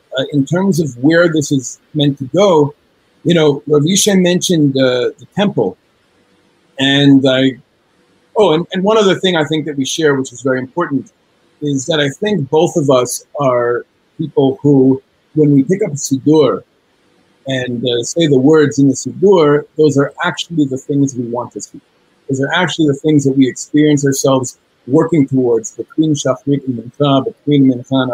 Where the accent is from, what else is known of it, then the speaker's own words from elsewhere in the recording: New York City, New York, United States; moved away as an adult; now in Israel; I was born and raised in New York City, the first person in my family to be born in the United States